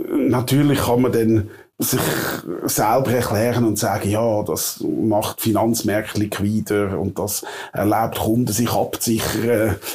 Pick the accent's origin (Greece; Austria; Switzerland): Switzerland; Wettingen, Aargau; also born or lived in Provo, Utah; wo ich aufgewachsen bin irgendwo in Baden-Wettigen